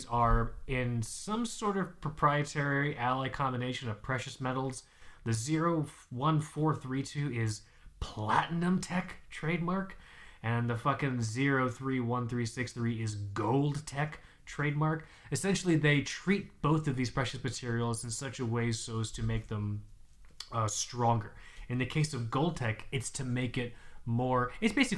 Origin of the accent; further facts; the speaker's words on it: Florida, United States; I'm from Florida